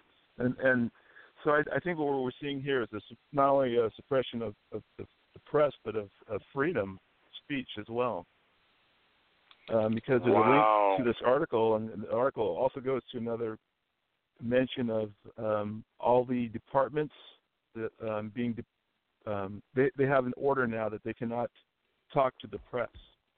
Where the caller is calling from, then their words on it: California, United States; I'm calling from Regina, California.